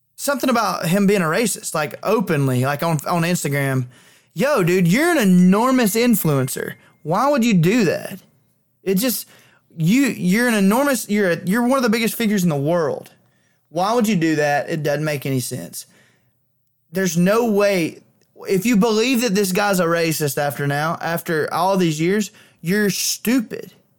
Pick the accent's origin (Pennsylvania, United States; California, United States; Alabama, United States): Alabama, United States; Clanton; my hometown